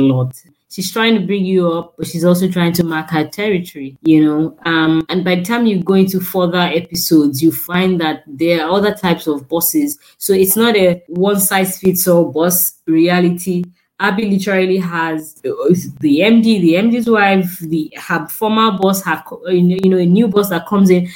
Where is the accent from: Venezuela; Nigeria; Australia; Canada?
Nigeria; as a Nigerian